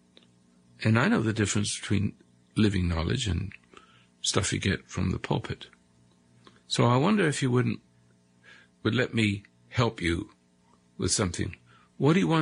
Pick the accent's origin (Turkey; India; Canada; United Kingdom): United Kingdom; England; moved away as an adult; also born or lived in South Africa; now in United States; across the sea in England